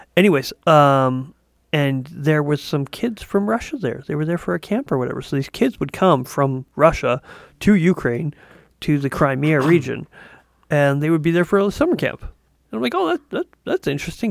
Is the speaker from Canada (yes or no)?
yes; Canada; As a Canadian